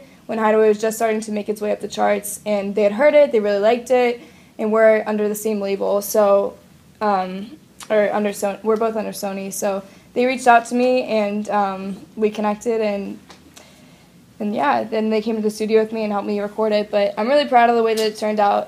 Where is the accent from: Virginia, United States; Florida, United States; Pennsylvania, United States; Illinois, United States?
Pennsylvania, United States; Pittsburgh; this guy that I knew from Pittsburgh, my hometown